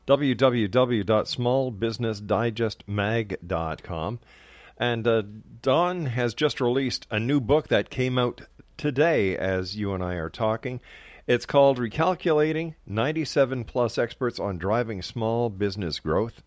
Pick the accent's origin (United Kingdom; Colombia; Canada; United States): Canada; as a Canadian